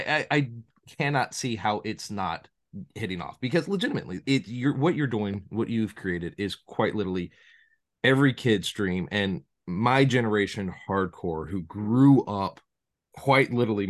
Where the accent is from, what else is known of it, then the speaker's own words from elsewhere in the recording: Chicago, Illinois, United States; my hometown, well, one of my hometowns, I'm all over, Chicago.